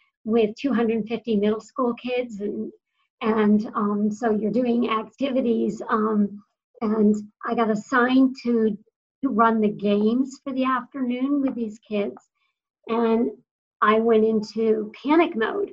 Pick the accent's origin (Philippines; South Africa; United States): United States; Western Massachusetts; I was raised in Western Massachusetts